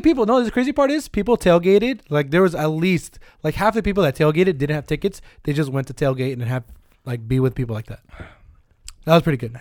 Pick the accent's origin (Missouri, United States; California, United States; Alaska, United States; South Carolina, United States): California, United States; Bay Area; we're from the Bay Area.